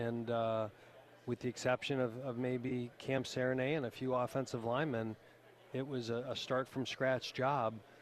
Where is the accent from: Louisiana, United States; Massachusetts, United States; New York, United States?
New York, United States; near Buffalo; moved away; I grew up in near Buffalo, New York. So I don't say I'm from New York. I'm from Western New York